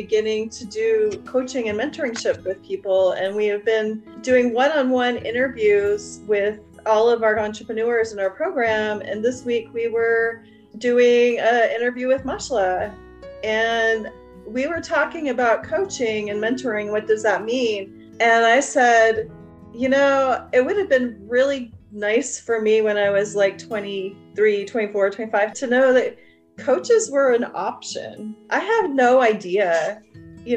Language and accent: English; Wyoming, United States; moved away; I grew up in Wyoming